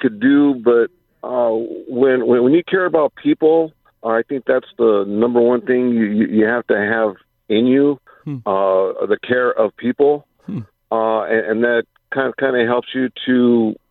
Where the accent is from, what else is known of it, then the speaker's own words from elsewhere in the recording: Whittier, California, United States; also born or lived in Los Angeles; I was born here in L.A., but we moved to Whittier and been living there ever since.